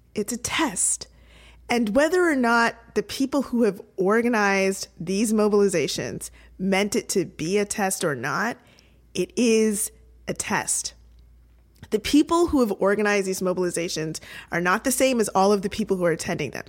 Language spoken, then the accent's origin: English; Toronto, Ontario, Canada; my hometown Toronto